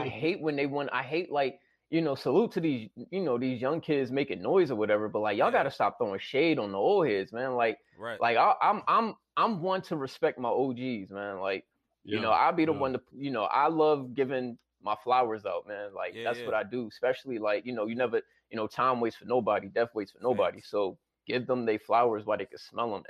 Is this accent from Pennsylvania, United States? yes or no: yes; Philadelphia, Pennsylvania, United States; I'm from Philly